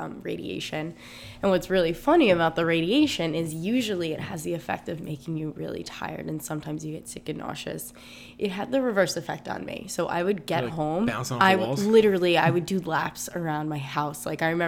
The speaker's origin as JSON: {"language": "English", "town": "Green Brook", "region": "New Jersey", "country": "United States", "tie": "born or raised there", "also_born_or_lived": "North Plainfield", "said": "I grew up in Greenbrook, which is a really small town. It's like a mile wide"}